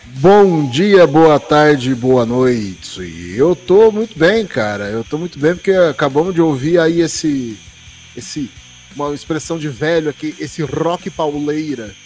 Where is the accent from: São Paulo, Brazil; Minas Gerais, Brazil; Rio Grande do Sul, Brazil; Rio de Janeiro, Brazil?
São Paulo, Brazil; Jabuticabal; E Sertãozinho é vizinha aqui da minha cidade, eu sou de Jabuticabal